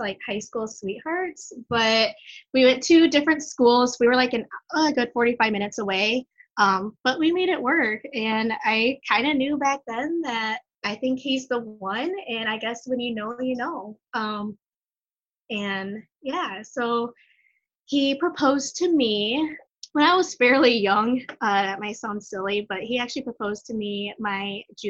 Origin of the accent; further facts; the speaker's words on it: Michigan, United States; also born or lived in Guatemala; I am from Michigan. I am adopted from Guatemala